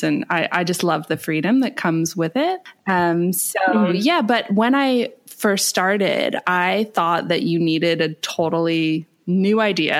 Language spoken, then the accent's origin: English; Canada; moved away as an adult; now in Bali, Indonesia; I'm from Canada.